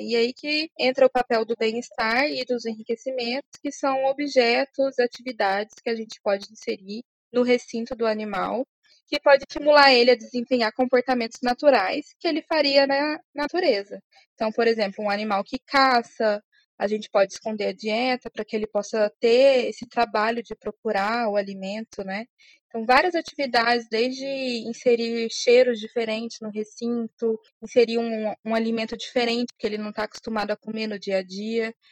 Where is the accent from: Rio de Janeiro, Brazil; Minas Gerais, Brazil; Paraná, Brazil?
Minas Gerais, Brazil; Uberlândia; moved away as an adult; now in São Paulo, Brazil; no Zoológico de Uberlândia, lá da minha cidade